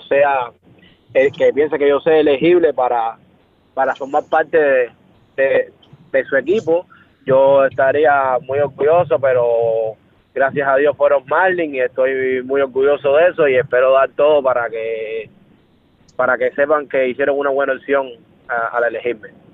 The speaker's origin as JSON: {"language": "Spanish", "country": "Cuba", "also_born_or_lived": "Dominican Republic / Miami", "moved": "as an adult", "said": "yo me fui de Cuba jugando a pelota, pero, pero fue hace siete meses"}